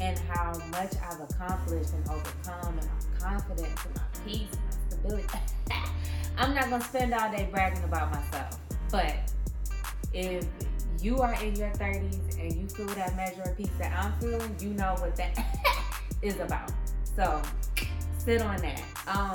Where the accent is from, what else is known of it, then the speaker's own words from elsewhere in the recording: St. Louis, Missouri, United States; moved away; my hometown, St. Louis